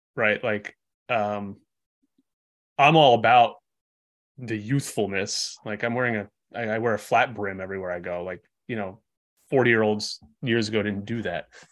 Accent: Vermont, United States; I'm from Vermont

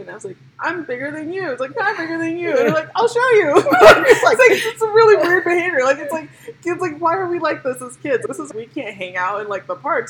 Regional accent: New York City, New York, United States; moved away as an adult; also born or lived in Missouri; I'm Nigerian, or I'm a Nigerian New Yorker

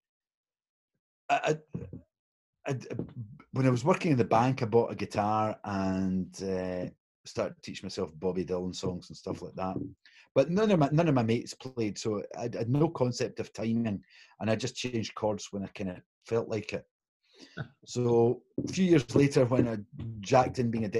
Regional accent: Glasgow, Scotland, United Kingdom; it's Italian a few generations back. But I was born in Glasgow

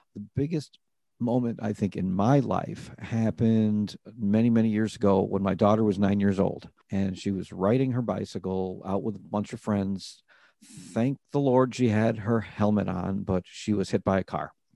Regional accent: Rochester, New York, United States; I'm originally from New York City, but I grew up in Rochester, New York

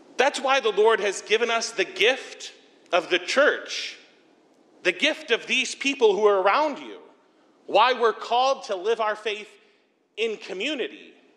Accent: Bowling Green, Ohio, United States; also born or lived in Sandusky; now I'm back in my hometown, Bowling Green

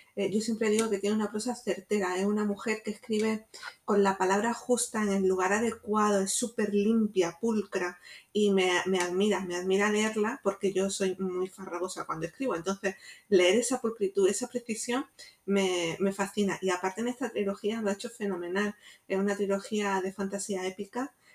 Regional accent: Jaén, Andalusia, Spain; now in Málaga, Spain; yo no soy de Málaga, soy de Jaén

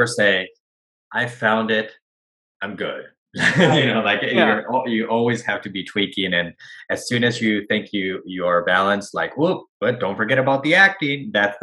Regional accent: Madrid, Community of Madrid, Spain; first language Spanish; English is a second language; moved away as an adult; now in Los Angeles, United States; I was born and raised in Madrid, Spain, but my mom's American, so I always grew up bilingual

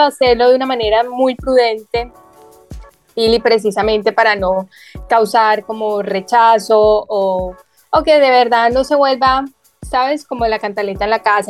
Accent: Bogotá, Colombia; also born or lived in Medellín; yo me crié gran parte de mi infancia en Bogotá, a las afueras de Bogotá

